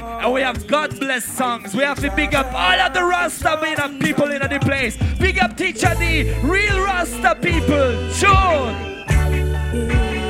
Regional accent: Poland; I come from Poland.

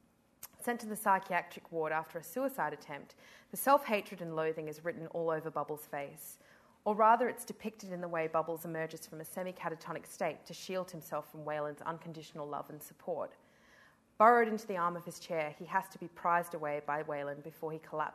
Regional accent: Adelaide, South Australia, Australia; I come from Adelaide

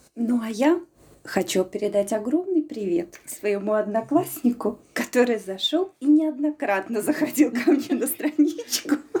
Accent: Smolensk, Smolensk Oblast, Russia; moved away as an adult; now in Latvia; мы живем все в одном микрорайоне, и у меня мама там осталась жить, и когда я приезжаю из Латвии в Смоленск

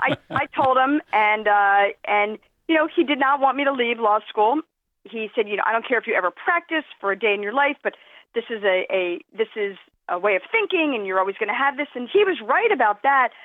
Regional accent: Philadelphia, Pennsylvania, United States; I growing up in Philadelphia

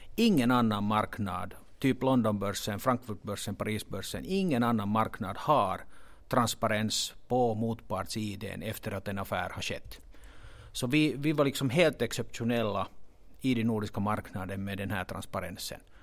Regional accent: Finland; accent: Finland Swedish; jag hoppas att den här finlandssvenskan inte stör åhörarna så mycket

